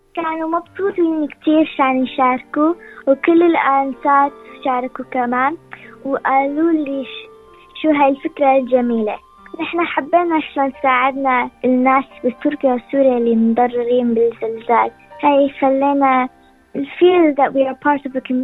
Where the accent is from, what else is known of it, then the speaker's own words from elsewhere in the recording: Syria; now in Sydney, Australia; أنا بالصف السادس نحن من سوريا